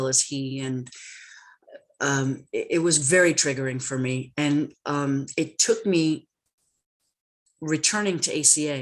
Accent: New York City, New York, United States; I grew up in New York. I'm a Brooklyn baby.

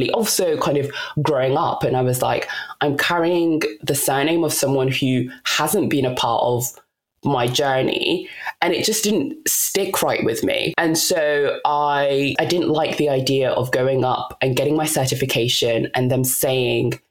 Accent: DR Congo; I'm Congolese. I was born in the Democratic Republic of Congo, and … is not your typical Congolese or traditional Congolese name.

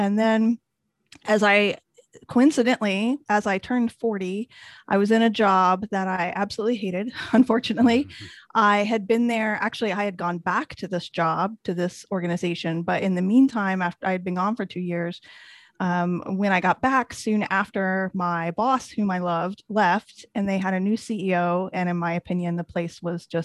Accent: a small town in Indiana, United States; moved away as an adult; also born or lived in Washington, D.C. area; I was a newspaper reporter in Indiana, and mostly small towns. I'm from a small town

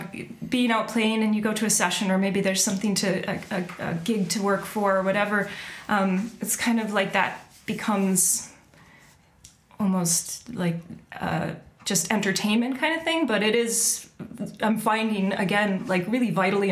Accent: Michigan, United States; now in Inagh, Ireland; I'm from Michigan.

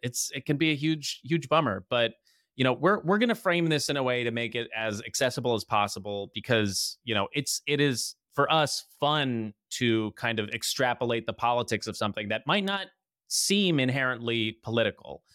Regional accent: New Jersey, United States; also born or lived in Los Angeles; from New Jersey

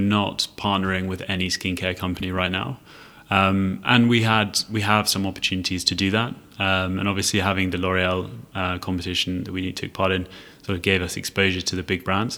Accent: London, United Kingdom; moved away as an adult; also born or lived in Edinburgh / Leiden / Cambridge; now in Singapore; I was born in London um, and sort of studied in the UK, got a chance to go up to Edinburgh University to study

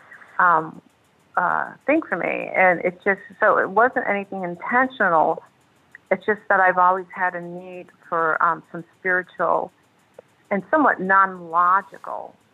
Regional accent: Buffalo, New York, United States; I was born in Buffalo, New York

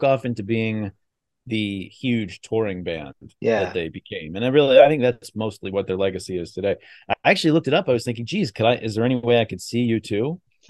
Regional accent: United States; I am American, so I have an added element of like, this is my country, I just love my country because it's where I'm from.

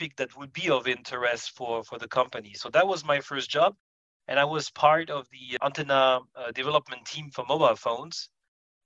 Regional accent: Paris suburbs, Île-de-France, France; I was born in Paris suburbs, and I spent a good time of my life there. I received education also in that area

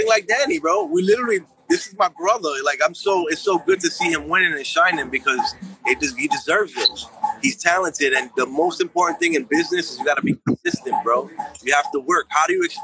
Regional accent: New York City, New York, United States; I grew up in Bushwick, when I ended up doing my, like, 13, I call it my 13-year bid in Bushwick

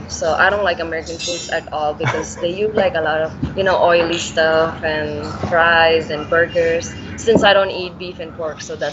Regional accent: Bhilai, Chhattisgarh, India; English is a second language; Yeah, I'm from Bhilai, Chhattisgarh.

